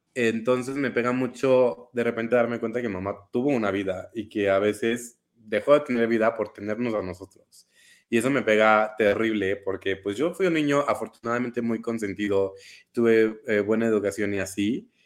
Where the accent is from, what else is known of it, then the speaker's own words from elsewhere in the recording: Querétaro, Mexico; soy de Querétaro